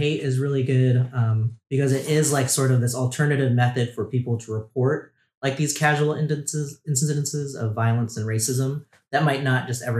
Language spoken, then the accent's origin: English; outside Long Beach, California, United States; moved away as an adult; now in Tennessee, United States; Yeah, I grew up right outside of Long Beach, California.